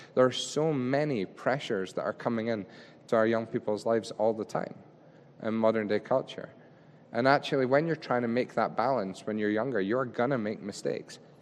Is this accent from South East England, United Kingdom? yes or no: no; Scotland, United Kingdom; we're Scottish